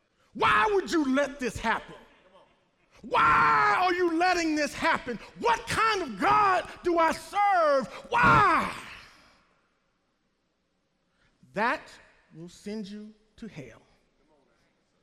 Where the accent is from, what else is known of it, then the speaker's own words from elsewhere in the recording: the South, United States; I'm from the South. I want to run under the Dixie flag, under the Confederate flag, or this flag, or that flag, or this thing, or that thing.